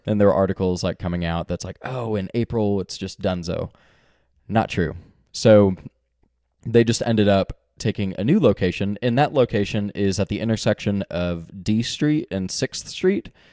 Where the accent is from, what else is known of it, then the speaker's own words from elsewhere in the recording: Texas, United States; now in Northwest Arkansas, United States; I'm from Texas